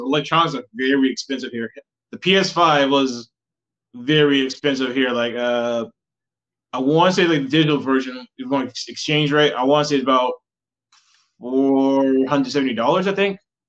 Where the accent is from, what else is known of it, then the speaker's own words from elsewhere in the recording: South Carolina, United States; South Carolina.